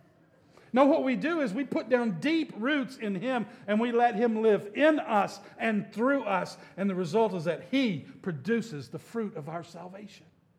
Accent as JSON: {"language": "English", "region": "Alabama", "country": "United States", "tie": "born or raised there", "said": "I grew up in Alabama in the 1960s and 70s."}